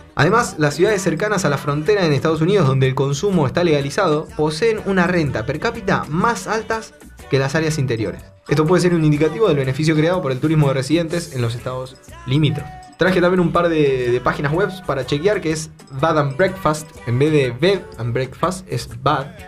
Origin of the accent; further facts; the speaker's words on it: Bahía Blanca, Buenos Aires Province, Argentina; somos de Bahía Blanca, una ciudad al centro sur de, Argentina.